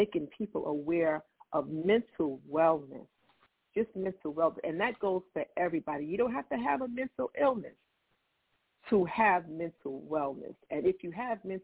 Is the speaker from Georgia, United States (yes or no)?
no; New York City, New York, United States; I'm born and raised in Queens, New York